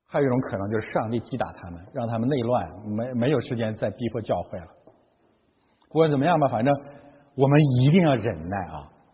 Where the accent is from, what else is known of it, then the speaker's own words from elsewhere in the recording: Heilongjiang, China; moved away as an adult; now in Canada; 我的老家啊，黑龙江省